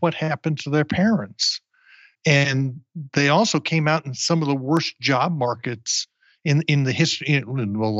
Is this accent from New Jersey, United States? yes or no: yes; New Jersey, United States; now in Austin, United States; I grew up in New Jersey